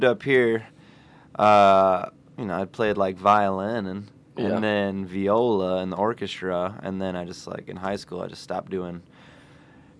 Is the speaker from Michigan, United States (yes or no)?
yes; Royal Oak, Michigan, United States; also born or lived in Jacksonville, Florida; And we've been living in Royal Oak ever since